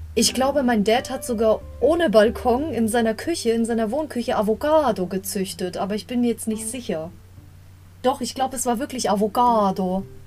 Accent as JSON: {"language": "German", "region": "Bavaria", "country": "Germany", "said": "ich komme aus Bayern"}